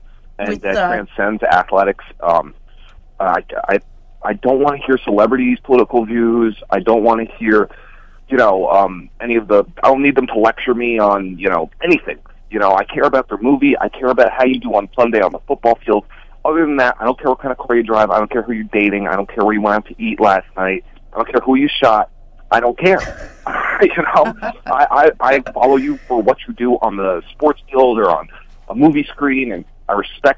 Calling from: Mahwah, New Jersey, United States; from Mahwah.

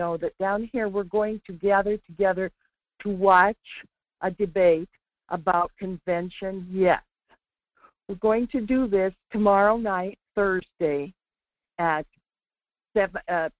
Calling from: Alaska, United States; I'm down on Kenai Peninsula.

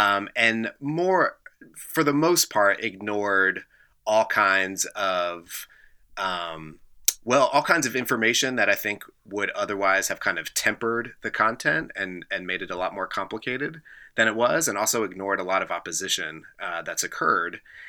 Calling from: Lexington, Kentucky, United States; I am calling in from Lexington, Kentucky.

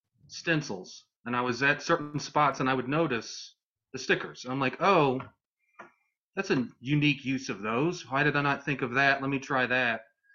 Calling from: North Carolina, United States; North Carolina.

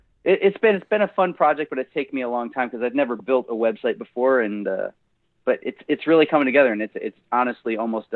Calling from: Louisville, Kentucky, United States; Yeah, so I live in Nashville, but I'm actually in Louisville.

